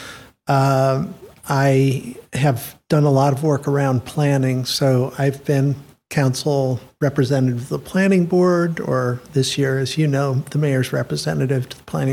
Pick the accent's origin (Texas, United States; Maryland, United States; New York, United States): New York, United States; Rochester; also born or lived in Washington, D.C. / London; now in Princeton, United States; I grew up all through my school years, my primary and secondary school years in Rochester